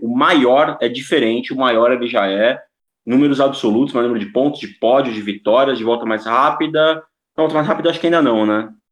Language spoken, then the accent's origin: Portuguese; Brazil; Sou brasileiro